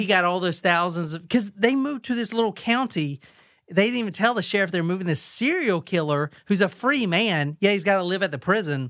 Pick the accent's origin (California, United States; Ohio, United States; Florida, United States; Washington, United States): California, United States; Lodi; This happened in and around my hometown of Lodi, California.